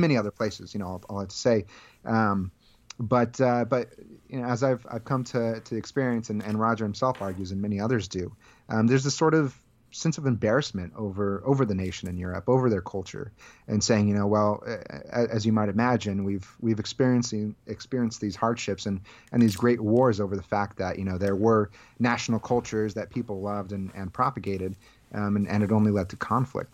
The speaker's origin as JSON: {"language": "English", "region": "Central Valley of California", "country": "United States", "tie": "born or raised there", "said": "I grew up in the Central Valley of California"}